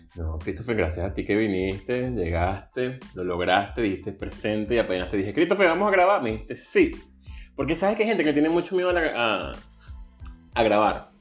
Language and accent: Spanish; Venezuela; moved away as an adult; soy venezolano